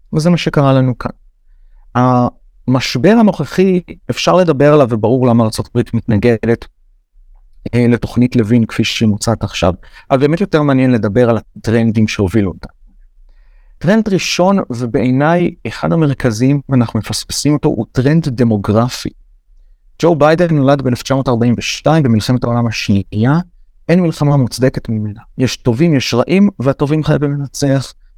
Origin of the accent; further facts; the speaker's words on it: Israel; אני ישראלי גאה